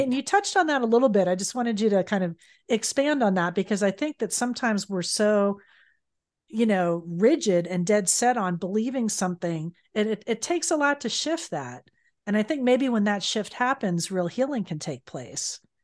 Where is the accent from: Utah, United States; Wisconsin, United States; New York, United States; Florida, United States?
Florida, United States; South; I'm from South Florida originally